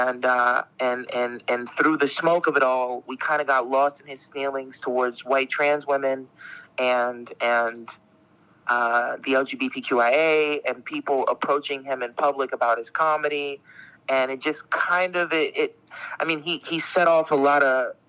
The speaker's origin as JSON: {"language": "English", "town": "Camden", "region": "New Jersey", "country": "United States", "also_born_or_lived": "Philadelphia", "said": "I'm from Philly, so, like, well, technically I'm from South Jersey. I'm from Camden, but being from Camden means you're also from Philly"}